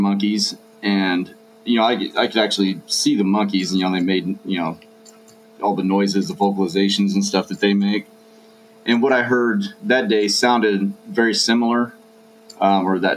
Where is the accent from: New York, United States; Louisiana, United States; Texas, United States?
Texas, United States; I grew up in Texas